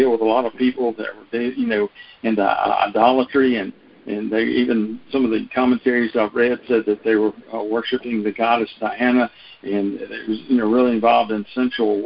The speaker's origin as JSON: {"language": "English", "region": "North Louisiana", "country": "United States", "tie": "born or raised there", "said": "where I grew up in North Louisiana"}